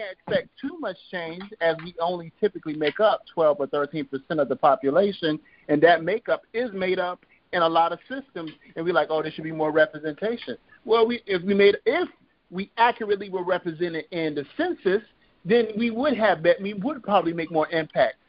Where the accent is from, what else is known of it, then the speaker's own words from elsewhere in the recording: Compton, California, United States; I'm from Compton